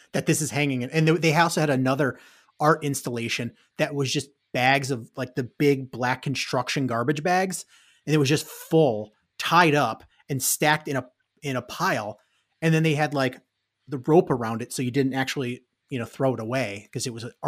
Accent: Chicago, Illinois, United States; I'm from Chicago.

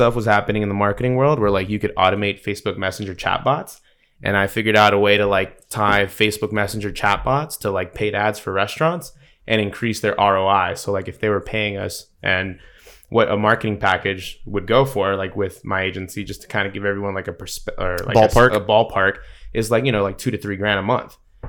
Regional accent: East Coast, United States; also born or lived in Salinas, California; Most people don't know I was born in California. So I was born in Salinas to a truck driver a dad, and grew up on the East Coast.

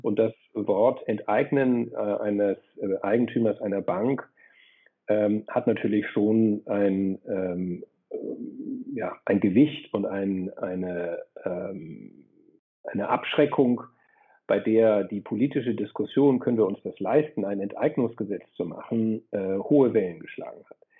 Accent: Flensburg, Schleswig-Holstein, Germany; moved away as an adult; also born or lived in Freiburg; Ich komme ursprünglich aus Flensburg, also genau an das andere Ende der Republik.

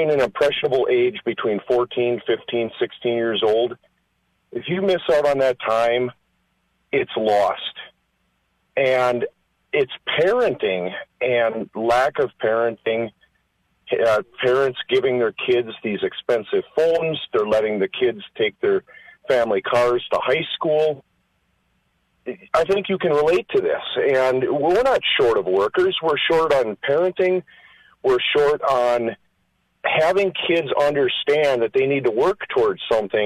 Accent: Green Bay, Wisconsin, United States; I'm from Green Bay, Wisconsin.

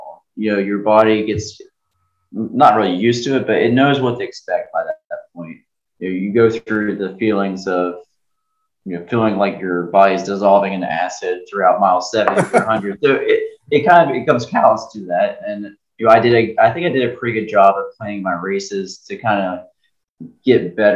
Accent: Hurricane, West Virginia, United States; Hurricane's my hometown. This is home

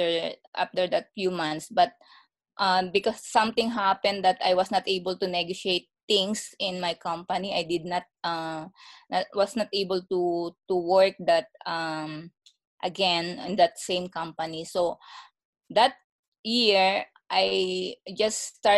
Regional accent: Philippines; moved away as an adult; also born or lived in Singapore / Malaysia; now in Canada; I came from Philippines. I worked there for 10 years.

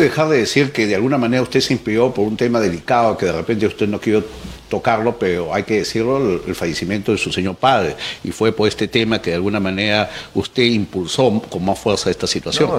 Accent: Peru; somos los peruanos

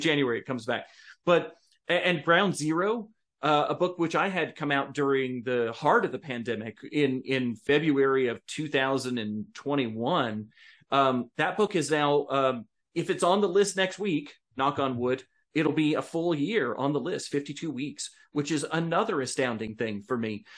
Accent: United States; American citizens

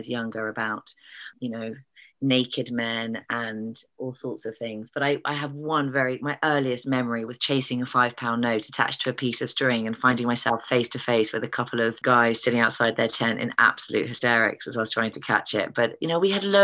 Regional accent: East Pennard, South West England, United Kingdom; moved away; also born or lived in Brecon, Wales; I grew up in East Pennard, which I think is not very far from you.

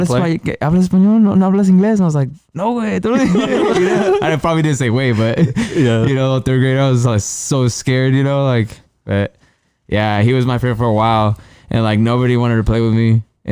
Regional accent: Mexico; English is a second language; you know, I came from Mexico, y pues a darle, way, you know.

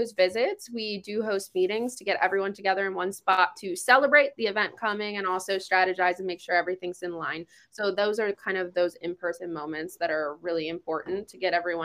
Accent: East Coast, United States; moved away; I am from the East Coast

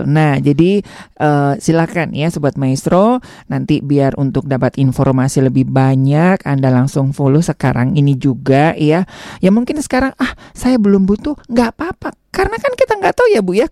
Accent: Tasikmalaya, West Java, Indonesia; Saya Jawa Barat, saya Tasik.

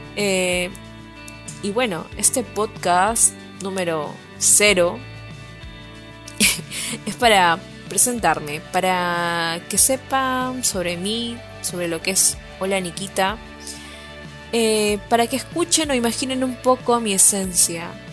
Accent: Lima, Peru; Soy de Lima, la gris

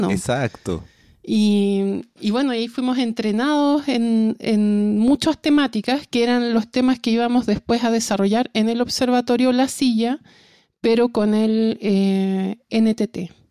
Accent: Antofagasta, Chile; moved away as an adult; now in Santiago, Chile; yo inicialmente entré, me vine de Antofagasta a Santiago a estudiar astronomía y entré a la Escuela de Ingeniería de la Universidad de Chile.

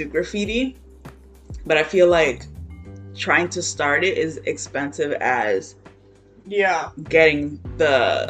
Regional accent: Boston, Massachusetts, United States; moved away as an adult; now in Brooklyn, United States; Especially growing up in Boston

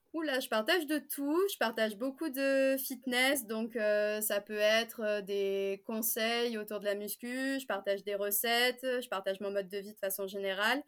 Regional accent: Marseille, Provence-Alpes-Côte d'Azur, France; je viens de Marseille

